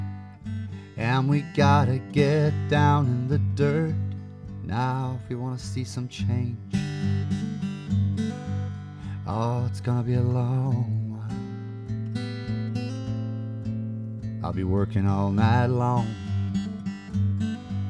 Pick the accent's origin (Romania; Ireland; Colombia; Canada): Ireland; me being Irish Catholic